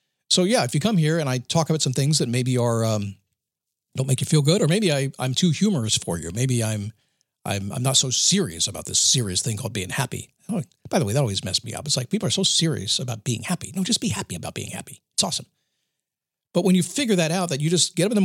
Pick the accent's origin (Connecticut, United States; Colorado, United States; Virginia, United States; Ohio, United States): Virginia, United States; Manassas; I grew up in Manassas, Virginia